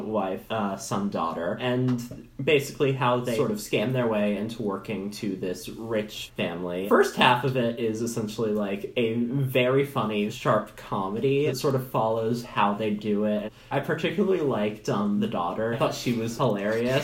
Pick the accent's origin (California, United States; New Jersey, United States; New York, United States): New York, United States; New York area, United States; I'm from New York, from like the New York area, and I was 13 when Hurricane Sandy happened